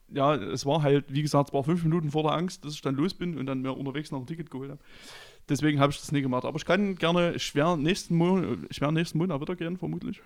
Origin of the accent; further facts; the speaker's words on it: Chemnitz, Saxony, Germany; bei uns in Karl-Marx-Stadt